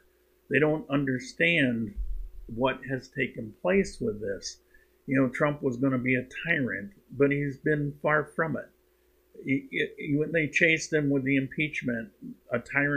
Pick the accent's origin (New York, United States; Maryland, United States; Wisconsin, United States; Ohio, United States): New York, United States; also born or lived in Cuenca, Ecuador; I'm a New Yorker